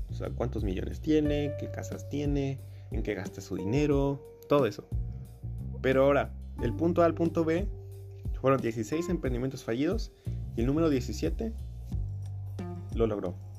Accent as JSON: {"language": "Spanish", "region": "Veracruz", "country": "Mexico", "said": "soy de México, bueno, particularmente soy del estado de Veracruz"}